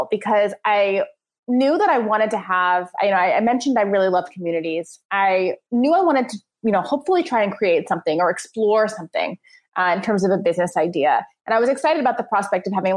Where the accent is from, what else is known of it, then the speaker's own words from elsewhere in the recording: suburbs of New York City, United States; I grew up in the New York area, in the suburbs of New York City